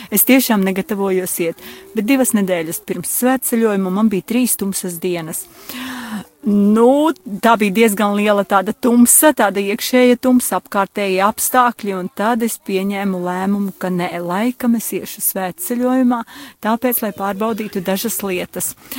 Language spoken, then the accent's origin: Latvian; Gulbene, Gulbene Municipality, Latvia; Es esmu no Gulbenes draudzes